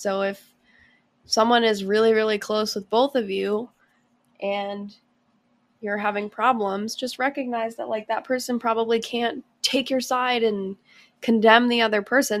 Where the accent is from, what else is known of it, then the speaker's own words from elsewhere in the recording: Boston, Massachusetts, United States; I'm from Boston